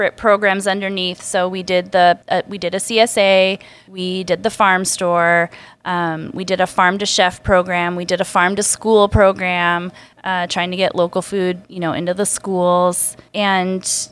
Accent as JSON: {"language": "English", "town": "Spokane", "region": "Washington", "country": "United States", "tie": "born or raised there", "also_born_or_lived": "Bellingham", "said": "I grew up in Spokane"}